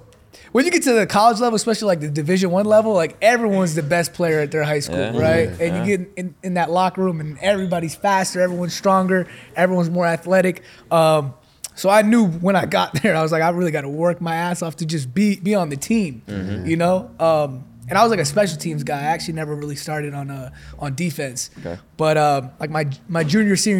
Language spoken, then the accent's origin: English; New York, United States; moved away as an adult; also born or lived in Dallas; now in Los Angeles, United States; New York, born and raised